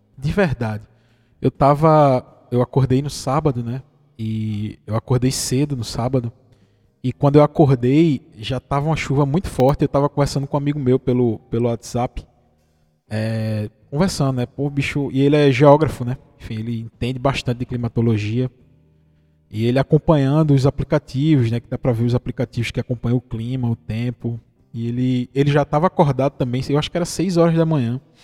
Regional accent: Pernambuco, Brazil; como pernambucano

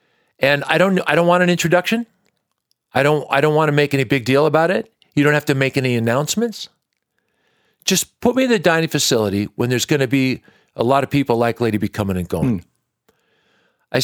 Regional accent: Washington, United States; I grew up in Washington State.

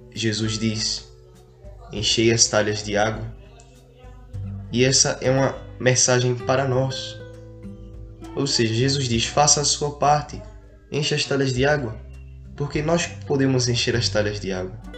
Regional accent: Brazil

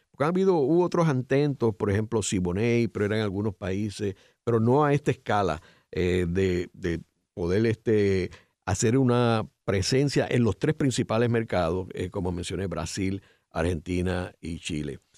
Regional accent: Puerto Rico; nosotros tres pues somos puertorriqueños

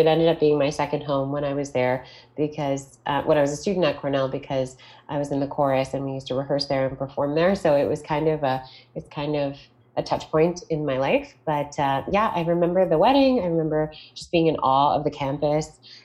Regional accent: Toronto, Ontario, Canada; I am from Toronto, Ontario, Canada

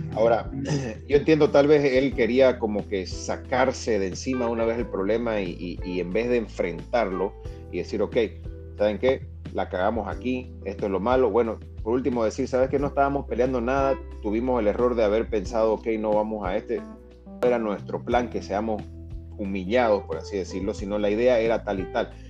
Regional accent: Bolivia; como también boliviano

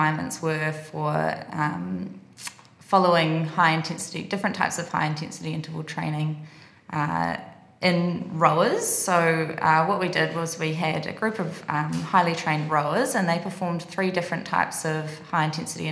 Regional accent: New Zealand; moved away as an adult; Kiwi, I'm from New Zealand

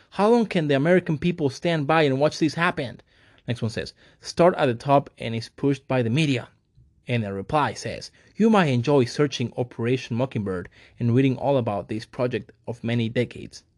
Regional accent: Mexico; moved away; I am also Mexican. I was raised in Mexico

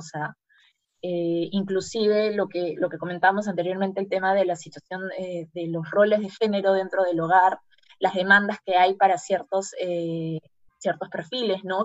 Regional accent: Peru; en una sociedad como la peruana

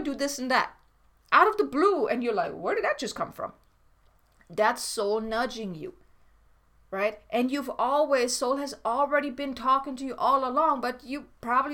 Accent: Germany; moved away; I'm from Germany

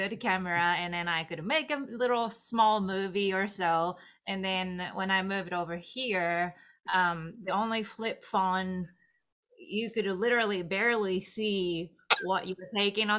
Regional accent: Tokyo, Japan; moved away as an adult; also born or lived in East Tennessee; I was born and raised in Tokyo, and my family pretty much they all are from Tokyo, so I do not even have a close relatives that lives in the countryside

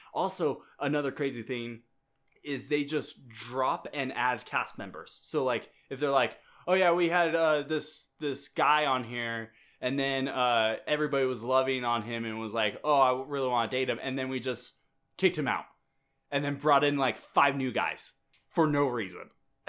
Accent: Minnesota, United States; we're from Minnesota.

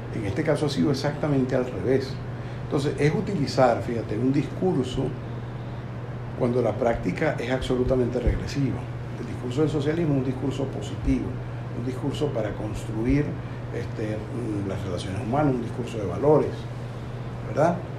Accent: Venezuela; also born or lived in Uruguay; yo como buen venezolano

